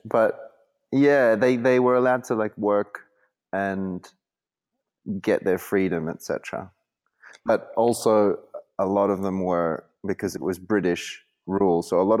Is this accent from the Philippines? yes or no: yes; Philippines; born there; My mother is Filipina, and I was born in the Philippines, but dad is Australian.